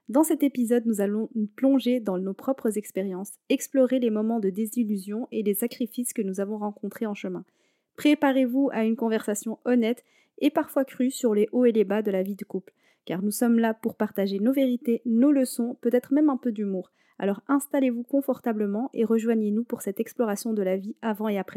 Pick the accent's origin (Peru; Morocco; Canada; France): Morocco; Je suis marocaine.